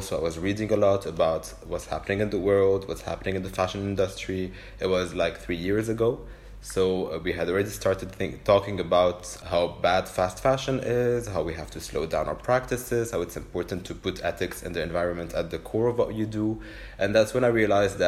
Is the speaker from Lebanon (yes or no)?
yes; Beirut, Beirut Governorate, Lebanon; half French and half Lebanese, but I grew up here in Beirut